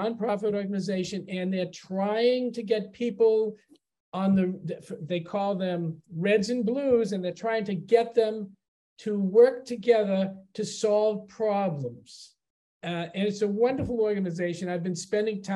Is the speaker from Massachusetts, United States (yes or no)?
yes; Chelsea, Massachusetts, United States; also born or lived in Boston; I grew up in Chelsea, which was a suburb of Boston